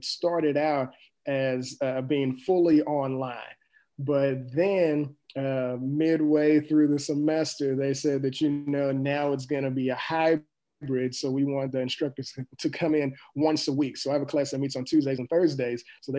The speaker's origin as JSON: {"language": "English", "town": "East St. Louis", "region": "Illinois", "country": "United States", "said": "especially where I'm coming from East St. Louis, because there's something that kind of goes with it, saying that, you know, it's a place where people don't make a lot of money."}